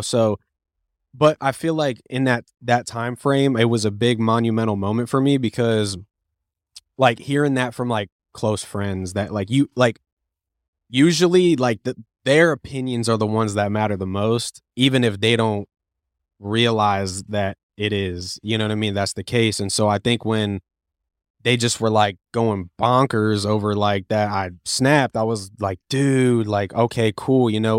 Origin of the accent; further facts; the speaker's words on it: Cape Coral, Florida, United States; also born or lived in Lakeland, Florida; I was born and raised in Cape Coral, Florida, and then I moved to Lakeland in two thousand twelve